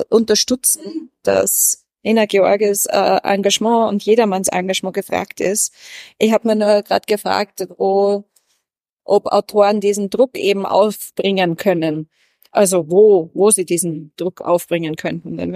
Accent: Austria; German is a second language; bin Österreicherin Schrägstrich. Iren

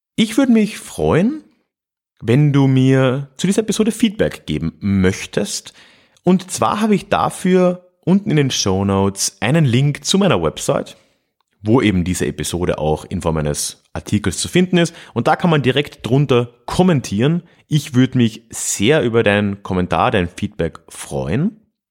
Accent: Freising, Bavaria, Germany; meiner Heimatstadt Freising

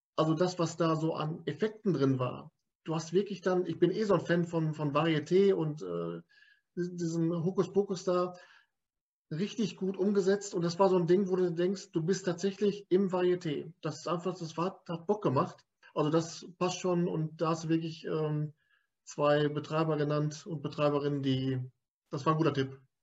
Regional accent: Lippstadt, North Rhine-Westphalia, Germany; Ich bin ja aus Lippstadt

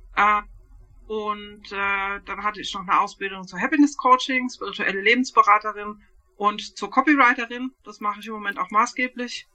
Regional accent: Bürstadt, Hesse, Germany; aus Sü ja, Südhessen. Ja, also wir wohnen in Bürstadt

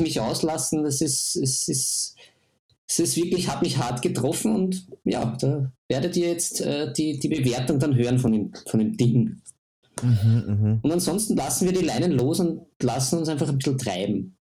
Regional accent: Austria; bei uns in Österreich

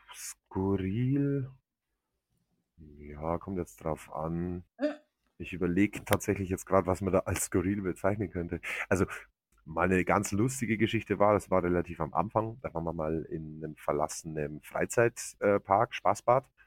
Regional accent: Germany; bei uns in Deutschland

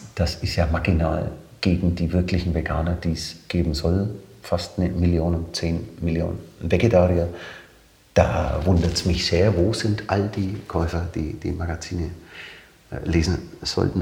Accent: Nuremberg, Bavaria, Germany; accent: bayerisch; moved away as an adult; also born or lived in Leipzig; now in Hamburg, Germany; Ich bin Nürnberger. Mhm. Mein Vater ist zwar Ungar, mhm. aber äh, in Nürnberg definitiv äh, mhm. groß geworden, aufgewachsen

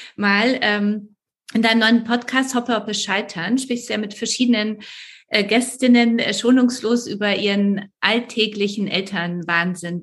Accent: Poland; moved away; ich komme aus Polen

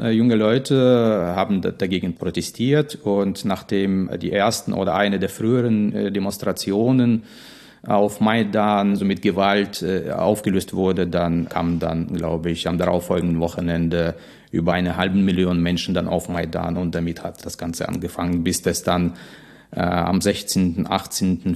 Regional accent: Dnipro, Dnipropetrovsk Oblast, Ukraine; German is a second language; moved away; von meinem Hause in Dnipro

